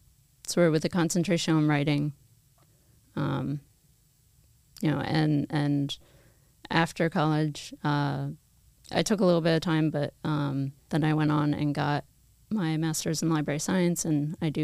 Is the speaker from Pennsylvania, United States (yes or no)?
yes; Bucks County, Pennsylvania, United States; I grew up in the area. I grew up in Bucks County. I have been Catholic my whole life. I was baptized as a baby, cradle Catholic, and, you know, practicing Catholic throughout my life.